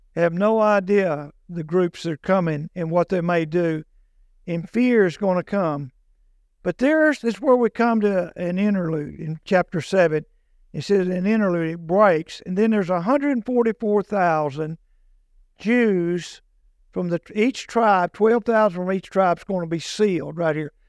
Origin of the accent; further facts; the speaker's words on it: United States; also born or lived in Morris County; here in America, I'm American, and I'm proud of that.